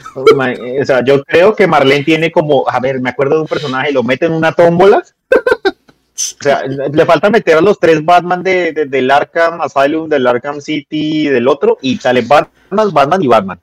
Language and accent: Spanish; Colombia; nosotros que somos colombianos